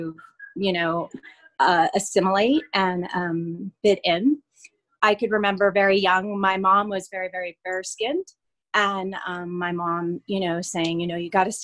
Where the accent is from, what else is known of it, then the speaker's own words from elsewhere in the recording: Fresno, California, United States; also born or lived in Madera; I grew up in the Central Valley of California, so Fresno, Madera